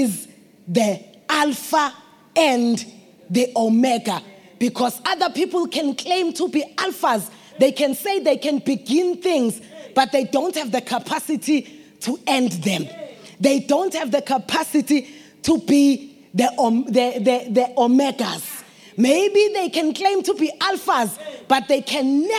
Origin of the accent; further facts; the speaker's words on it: Delmas, Mpumalanga, South Africa; We are from Delmas. We have a road there